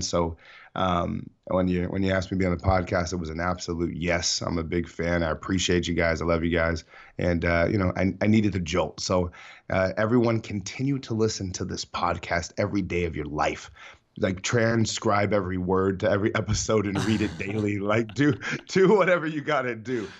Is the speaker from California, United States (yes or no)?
yes; San Diego, California, United States; San Diego, born and raised, best city in the world